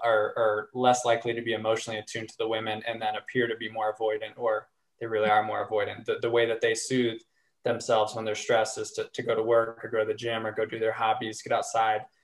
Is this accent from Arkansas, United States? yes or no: yes; Arkansas, United States; I grew up in Arkansas